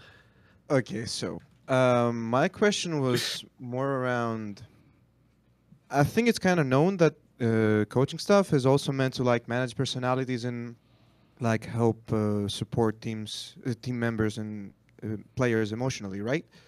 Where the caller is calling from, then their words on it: Greece; I'm calling from Greece